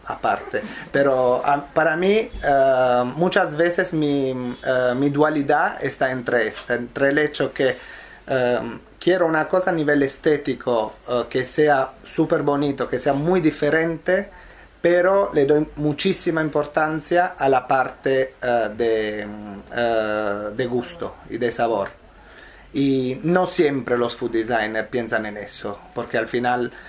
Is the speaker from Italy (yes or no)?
yes; Southern Italy, Italy; Spanish is a second language; La respuesta es, en mi caso sí, porque soy italiano